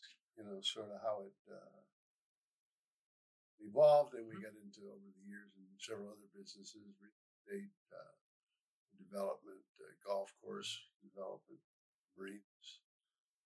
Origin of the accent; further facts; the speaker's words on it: Elyria, Ohio, United States; also born or lived in Grafton, Ohio; I was born at Elyria Hospital.